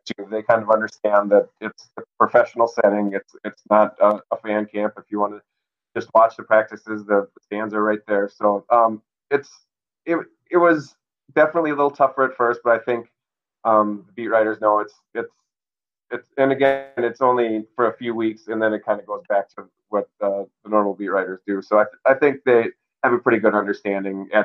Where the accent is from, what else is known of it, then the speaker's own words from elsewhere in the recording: Minnesota, United States; born and raised in Minnesota